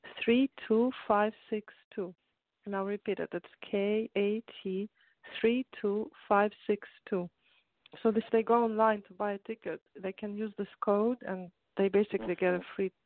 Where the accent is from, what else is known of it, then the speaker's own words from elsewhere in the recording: Russia; moved away; I grew up in Russia